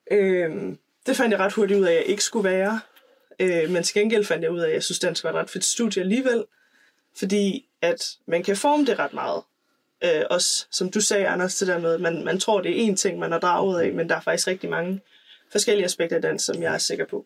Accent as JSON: {"language": "Danish", "town": "Aalborg", "region": "North Denmark Region", "country": "Denmark", "also_born_or_lived": "Valby", "moved": "yes", "lives_now": "Copenhagen, Denmark", "said": "jeg kommer fra Aalborg, øhm, bor i Valby med min kæreste og min hund."}